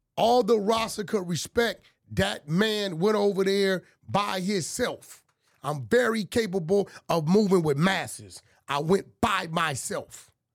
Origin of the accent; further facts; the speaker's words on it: Los Angeles, California, United States; I'm from Pacoima, bro. I grew up eating mole, fighting roosters